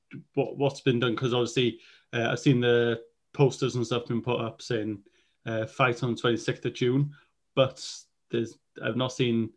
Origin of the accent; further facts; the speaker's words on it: Welsh, Wales, United Kingdom; both of us being Welsh, fluent Welsh speakers